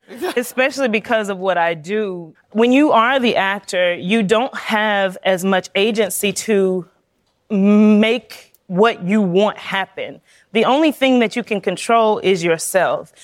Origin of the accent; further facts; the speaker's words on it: South Carolina, United States; I'm a girl from South Carolina